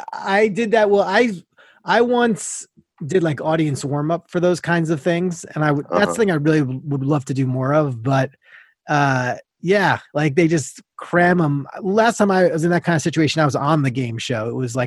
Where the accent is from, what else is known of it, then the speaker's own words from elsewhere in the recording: Long Island, New York, United States; moved away; I'm from Long Island, New York.